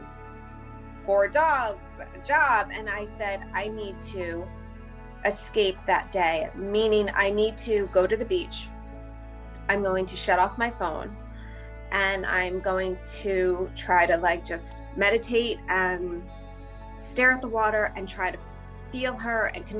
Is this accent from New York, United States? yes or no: yes; Sag Harbor, New York, United States; I'm from Sag Harbor, New York